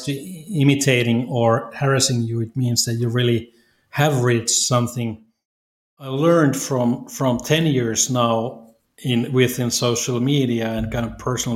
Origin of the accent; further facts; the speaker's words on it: Oulu, North Ostrobothnia, Finland; moved away as an adult; also born or lived in Little Rock, Arkansas; now in Italy; I'm originally from Oulu, Finland, which is northern part city in the kind of middle or northern part of Finland